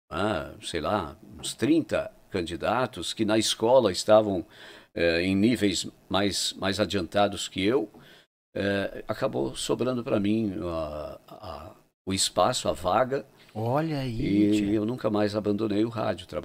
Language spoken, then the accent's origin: Portuguese; Santo Antônio da Patrulha, Rio Grande do Sul, Brazil; natural de Santo Antônio da Patrulha.